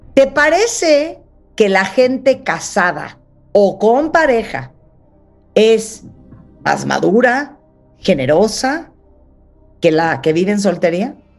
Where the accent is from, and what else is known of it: Mexico